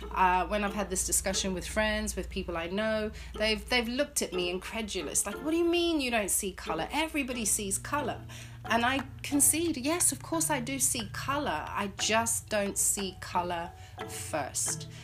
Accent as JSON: {"language": "English", "country": "Zimbabwe", "tie": "born or raised there", "moved": "yes", "said": "the amazing education system that I grew up in in, in Zimbabwe"}